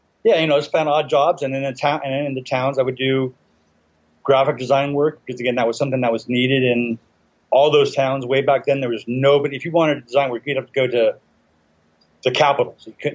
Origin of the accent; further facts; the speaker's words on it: Inglewood, California, United States; also born or lived in San Pedro; I was born in Inglewood when I was young, lived in San Pedro, which is kind of ironic.